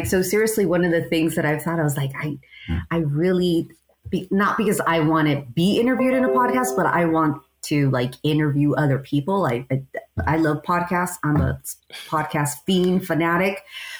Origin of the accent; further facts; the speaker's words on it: Fontana, California, United States; But so I'm from Fontana, and I grew up there, went to A.B. Miller, just a longtime rebel.